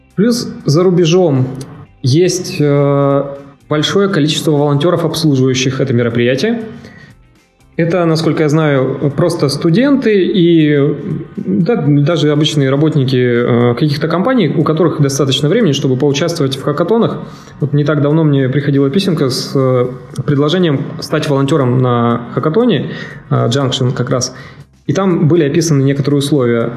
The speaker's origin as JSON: {"language": "Russian", "region": "Siberia", "country": "Russia", "said": "я вообще из Сибири"}